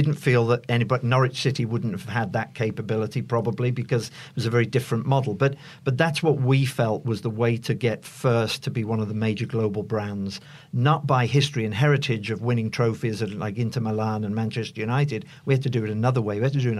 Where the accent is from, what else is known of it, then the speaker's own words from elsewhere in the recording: Ireland; Not to bring, being an Irishman